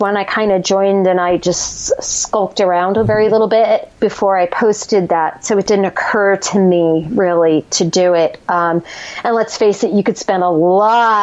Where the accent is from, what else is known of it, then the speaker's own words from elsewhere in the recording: New Jersey, United States; we're both from Jersey